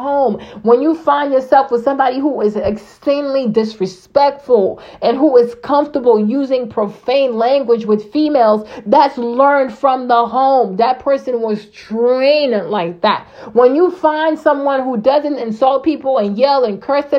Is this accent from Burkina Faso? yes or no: yes; Burkina Faso; moved away; I grew up in Burkina Faso